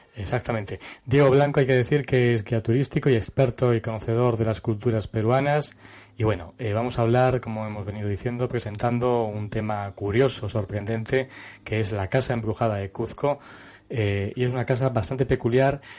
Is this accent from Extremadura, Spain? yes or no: yes; Cáceres, Extremadura, Spain; una ciudad donde yo nací, que es Cáceres